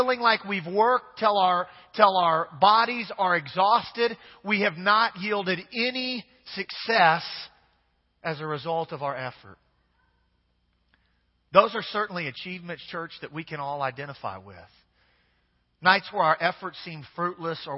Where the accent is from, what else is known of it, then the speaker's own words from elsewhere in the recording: Kansas, United States; now in Louisiana, United States; I'm from Kansas originally.